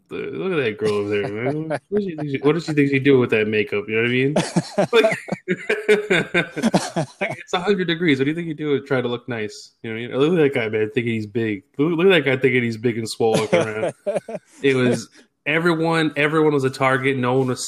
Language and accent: English; Massachusetts, United States; now in Texas, United States; I'm from Massachusetts originally.